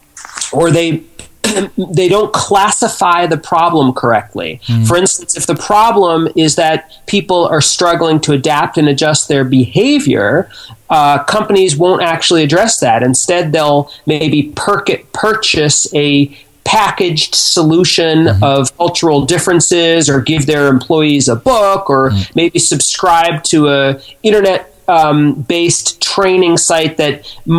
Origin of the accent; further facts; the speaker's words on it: Boston, Massachusetts, United States; I was born and raised in the United States from Boston originally